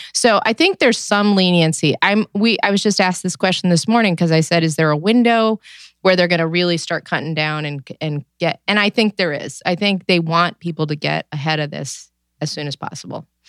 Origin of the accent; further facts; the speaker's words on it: New York, United States; now in Cleveland, United States; I am originally from New York